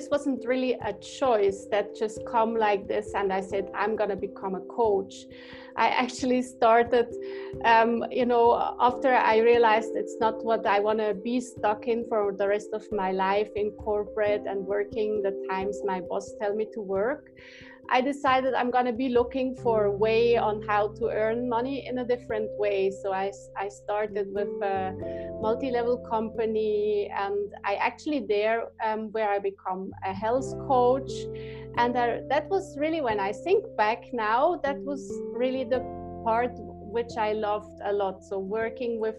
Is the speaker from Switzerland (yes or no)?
yes; Switzerland; I grew up in Switzerland